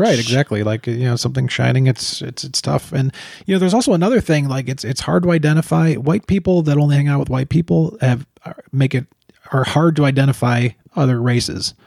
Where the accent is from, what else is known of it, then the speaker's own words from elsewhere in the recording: Chicago, Illinois, United States; we're from Chicago